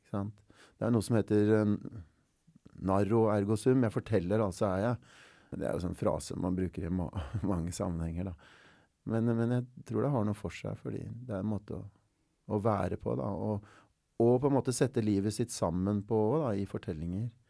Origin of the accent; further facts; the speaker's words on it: Oslo, Norway; jeg er fra Stovner og har vokst opp